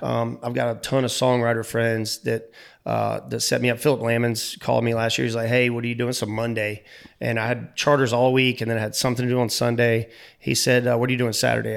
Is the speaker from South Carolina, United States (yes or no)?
yes; North Myrtle Beach, South Carolina, United States; I was born in North Myrtle Beach